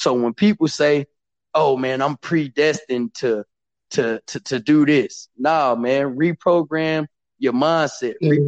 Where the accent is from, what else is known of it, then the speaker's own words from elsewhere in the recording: Killeen, Texas, United States; also born or lived in Louisiana; I grew up in Killeen, Texas. I really grew up all around the world. I was born in Louisiana, you know, Army brat. So we moved around, spent a lot of time in Louisiana because my mom's wanted to be close to her family.